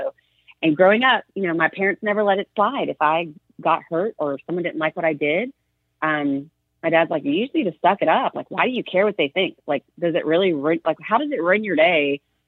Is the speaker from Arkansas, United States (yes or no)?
yes; Arkansas, United States; now in Texas, United States; I grew up in Arkansas